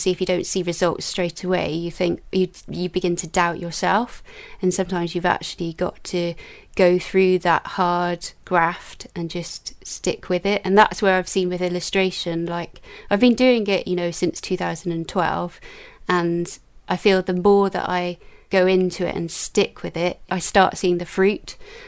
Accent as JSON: {"language": "English", "town": "Newport", "region": "Wales", "country": "United Kingdom", "tie": "born or raised there", "also_born_or_lived": "London", "said": "I was brought up in Newport in South Wales, but I was born in London, but I only lived in London for 6 weeks."}